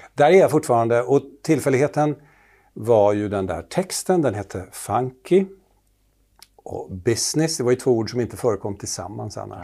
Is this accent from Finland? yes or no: yes; Finland; accent: Finland-Swedish; moved away; jag kommer från Finland från början och talar så här som Mumintroll